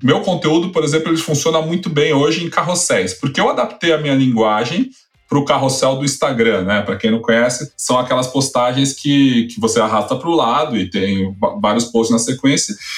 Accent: São Paulo, Brazil; born or raised there

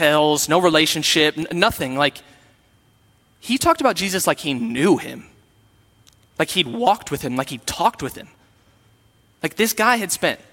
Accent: Sioux Falls, South Dakota, United States; I am from Sioux Falls, and when I was from Sioux Falls, I went to a Lutheran church

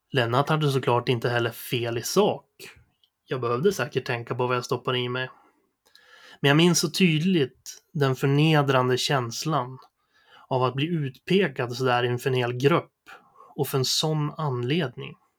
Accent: Sundsvall, Västernorrland County, Sweden; jag föddes i april 1988 på Sundsvalls sjukhus. Eh, jag bodde hela min uppväxt på Essvik söder om Sundsvall

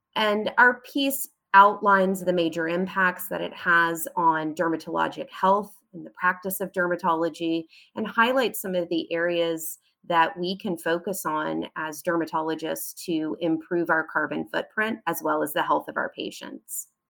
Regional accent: United States; I'm an American physician

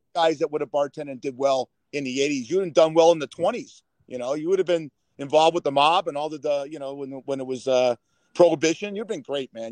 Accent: Los Angeles, California, United States; born and raised in Los Angeles

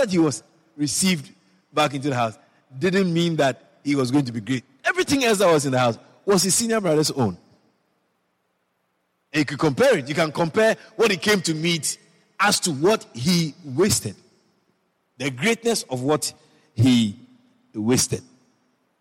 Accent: Ashanti, Ghana; now in Guyana; I was born in Ghana, West Africa. And originally I'm from the Ashanti tribe.

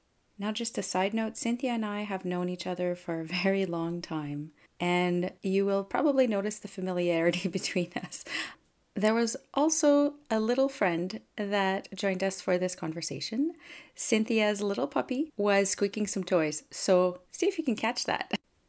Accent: Canada; first language French; English is a second language; And I'm also Canadian. … I'm a Francophone in Canada.

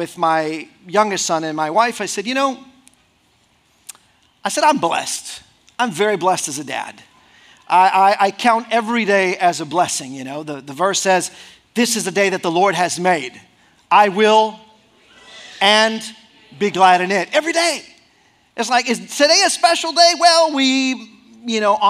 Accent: Mexico; moved away as an adult; I grew up 18 years in Mexico. We were living in Mexico

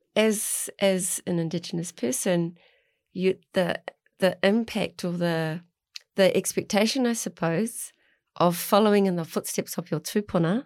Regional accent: Mount Maunganui, Bay of Plenty, New Zealand; moved away; also born or lived in Tauranga; I grew up in Arataki at the mount

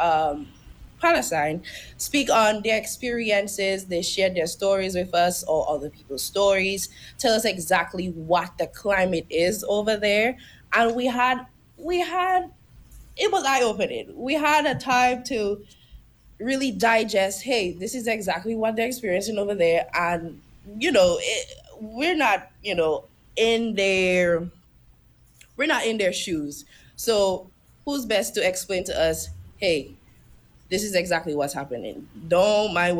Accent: Mero, Saint Joseph Parish, Dominica; moved away as an adult; now in St. Croix, U.S. Virgin Islands; I am from Dominica, Nature Island.

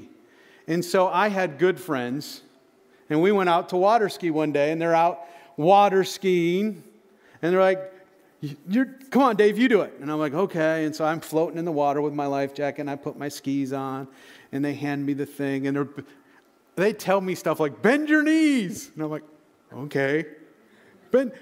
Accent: Michigan, United States; moved away; I grew up in Michigan.

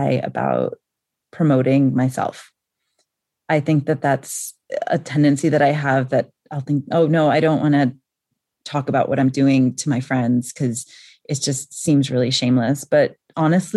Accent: New York, United States; moved away as an adult; now in Nairobi, Kenya; I grew up in New York and that's just how people talk

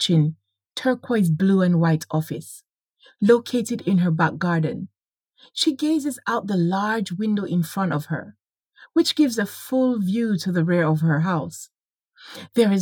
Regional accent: Jamaica; moved away as an adult; now in United Kingdom; whilst growing up in Jamaica

